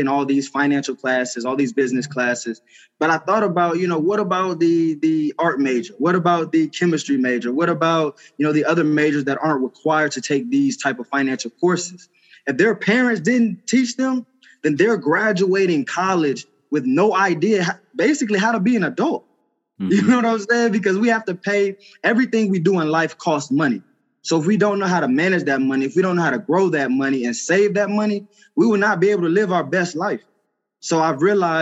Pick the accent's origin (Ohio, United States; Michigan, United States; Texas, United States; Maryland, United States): Texas, United States; Houston; moved away as an adult; also born or lived in Knoxville, Tennessee; I was raised in Houston, Texas